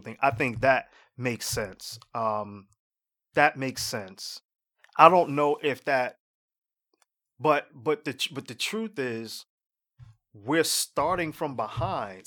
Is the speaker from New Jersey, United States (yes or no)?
yes; Jersey City, New Jersey, United States; I live in Jersey City, right? I'm from Jersey City originally